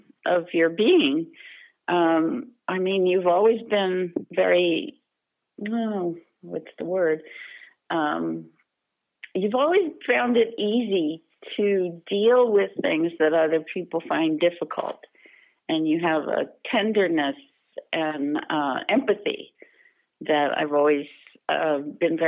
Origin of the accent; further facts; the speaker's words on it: Tampa, Florida, United States; moved away as an adult; now in Scottsdale, United States; I grew up in Tampa, Florida